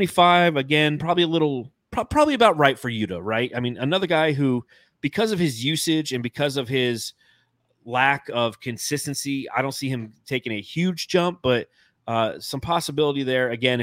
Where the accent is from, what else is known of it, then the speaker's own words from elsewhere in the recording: Phoenix, Arizona, United States; Like, yeah, dude, I'm from Phoenix.